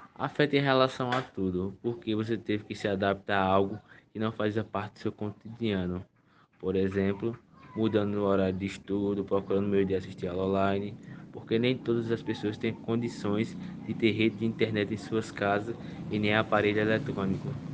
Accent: Iati, Pernambuco, Brazil; tenho 17 anos e sou do município de Iati.

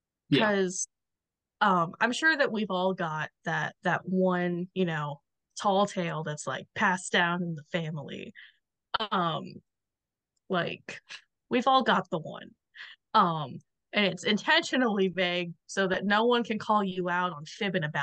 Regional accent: the South, United States; accent: Southern

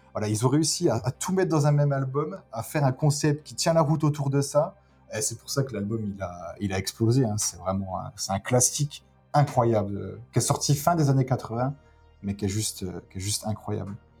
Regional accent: France; je suis français

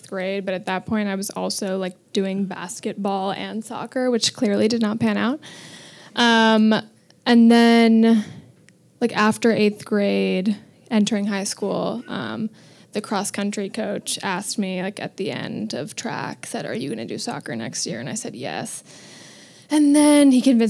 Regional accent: New York City, New York, United States; also born or lived in Vermont; Born and raised on 91st and Madison

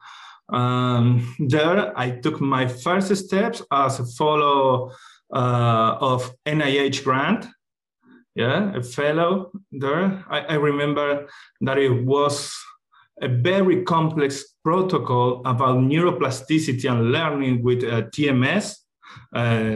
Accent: Buenos Aires, Argentina; I was born in Argentina and raised in Buenos Aires.

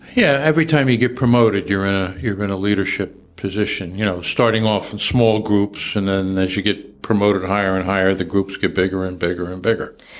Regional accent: Trenton, New Jersey, United States; also born or lived in Lakeland, Florida; I grew up in Trenton and uh, went to schools in Trenton.

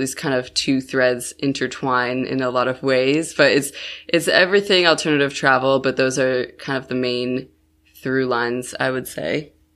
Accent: Buffalo, New York, United States; moved away as an adult; when I was eight, my family moved to Buffalo, New York, which is, like, on the opposite side of New York State

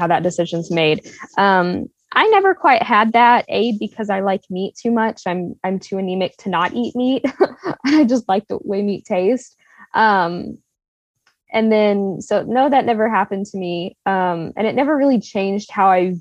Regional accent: Texas, United States; We're from Texas

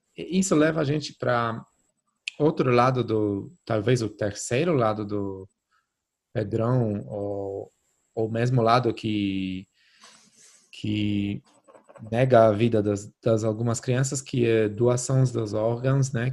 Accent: Poland; now in Brazil; na Polônia, né? Onde eu cresci

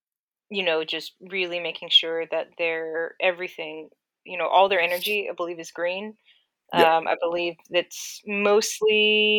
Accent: Sacramento, California, United States; I grew up in the Sacramento area of California, and I had a very fortunate circumstance of being born into a cattle ranching family

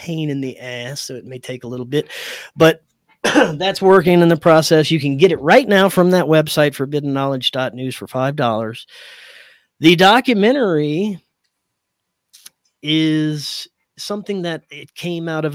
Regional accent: Louisiana, United States; moved away; I grew up in Louisiana

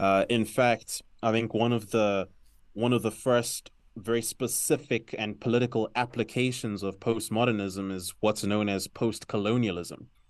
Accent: South Africa; also born or lived in Zambia; now in Lusaka, Zambia; I'm natively Zambian. Uh, grew up in South Africa, grew up in a very, uh, sort of multicultural community. uh, which is why my accent might sound a little complex

